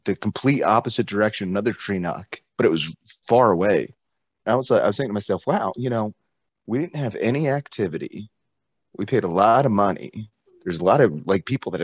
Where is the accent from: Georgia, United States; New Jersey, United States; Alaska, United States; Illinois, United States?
New Jersey, United States; moved away as an adult; also born or lived in Florida; I grew up in New Jersey, and I moved down to Florida for this girl